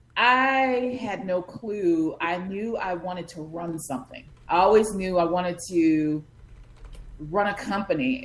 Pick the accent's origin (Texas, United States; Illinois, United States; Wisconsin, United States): Illinois, United States; Chicago; I just grew up on the South Side near the lakefront, and um, yeah, that's where I'm from